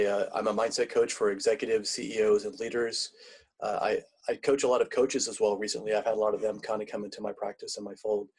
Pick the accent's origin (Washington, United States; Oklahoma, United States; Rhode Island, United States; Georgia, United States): Oklahoma, United States; Tulsa; born there; also born or lived in South Africa; I'm in Tulsa, Oklahoma now. I was actually born in Tulsa, Oklahoma, but I've lived in South Africa.